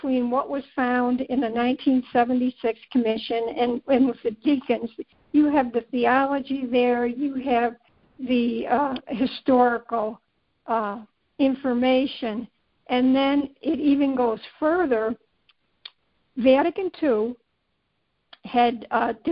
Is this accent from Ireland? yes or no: yes; Ireland; being Irish